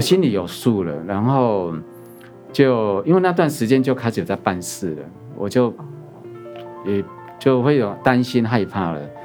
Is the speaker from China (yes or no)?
no; Chiayi, Taiwan; 我小时候的原生家庭，我本身土生土长是在嘉义，那我们的乡下